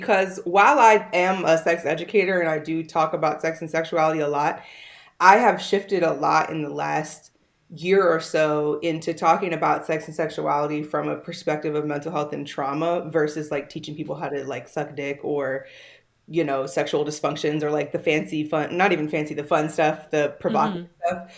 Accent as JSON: {"language": "English", "area": "Howard County", "region": "Maryland", "country": "United States", "tie": "born or raised there", "also_born_or_lived": "California", "moved": "as an adult", "lives_now": "Miami, United States", "said": "I grew up in Maryland, mostly in Howard County"}